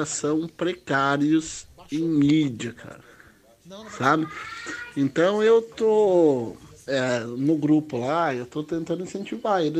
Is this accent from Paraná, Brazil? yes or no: yes; São João, Paraná, Brazil; Eu sou aqui do sudoeste do Paraná, sou, sou de São João, Paraná.